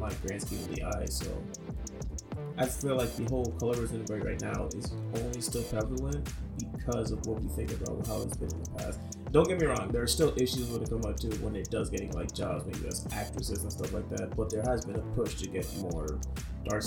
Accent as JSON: {"language": "English", "country": "United States", "tie": "born or raised there", "said": "We grew up as American kids"}